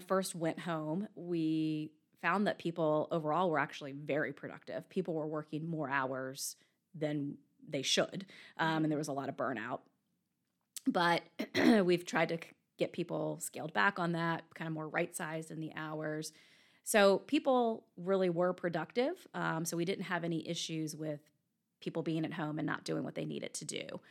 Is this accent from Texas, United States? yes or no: no; Virginia, United States; moved away as an adult; also born or lived in Richmond, Virginia / Hartford, Connecticut; now in Birmingham, United States; I'm from Virginia originally